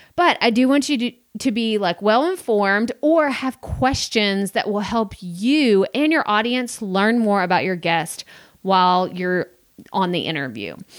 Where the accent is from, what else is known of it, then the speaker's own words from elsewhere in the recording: Texas, United States; me growing up in Texas, being in the South